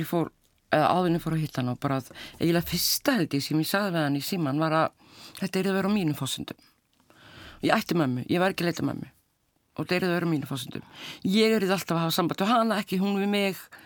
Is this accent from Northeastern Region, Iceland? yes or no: no; Keflavík, Southern Peninsula, Iceland; þar sem ég ólst upp í keflaði